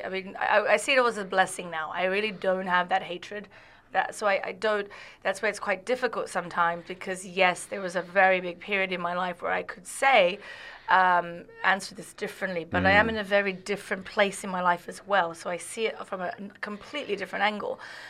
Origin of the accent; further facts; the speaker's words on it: Saudi Arabia; I always say I really love Saudi, because I grew up so much in Saudi Arabia.